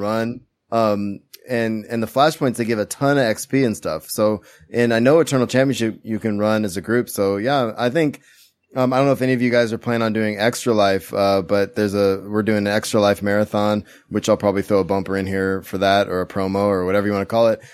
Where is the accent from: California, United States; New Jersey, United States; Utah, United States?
California, United States; Central Valley; where I grew up in the Central Valley in California